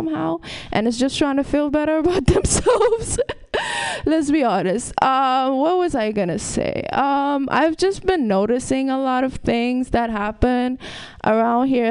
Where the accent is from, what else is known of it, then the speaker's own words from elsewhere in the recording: Ethiopia; moved away; I'm from Ethiopia